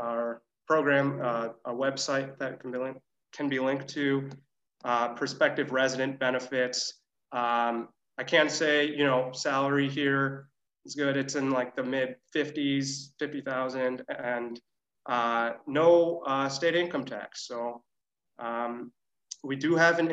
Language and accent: English; Michigan, United States; moved away; I'm from Michigan area